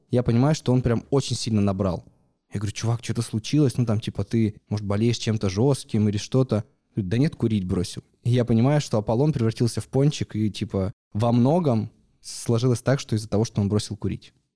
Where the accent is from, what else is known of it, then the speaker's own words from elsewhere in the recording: Yekaterinburg, Sverdlovsk Oblast, Russia; я из Екатеринбурга